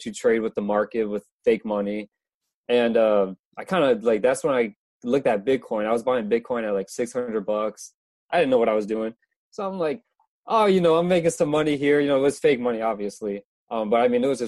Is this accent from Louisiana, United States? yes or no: no; Orlando, Florida, United States; I'm from Florida